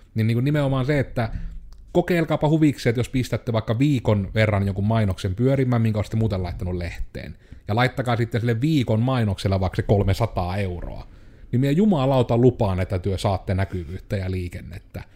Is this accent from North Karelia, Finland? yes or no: yes; Joensuu, North Karelia, Finland; on koko ikänsä asunut Joensuussa